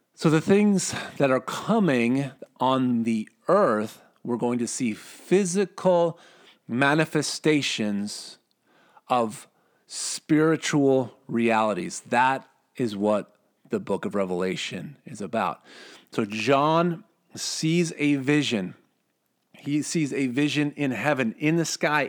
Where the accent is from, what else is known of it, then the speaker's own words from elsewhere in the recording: Minnesota, United States; I'm from Minnesota.